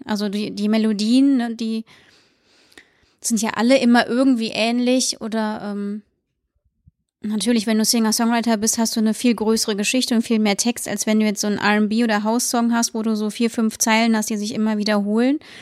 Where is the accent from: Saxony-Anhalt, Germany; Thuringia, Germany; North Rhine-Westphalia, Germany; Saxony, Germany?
North Rhine-Westphalia, Germany; Siegburg; moved away as an adult; now in Cologne, Germany; Ich wohne jetzt 13 Jahre, glaube ich, in Köln und komme aus Siegburg.